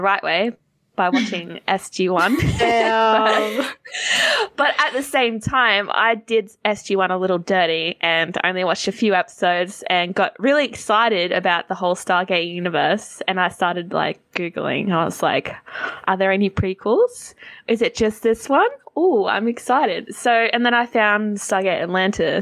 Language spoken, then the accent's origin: English; Australia; I'm from Australia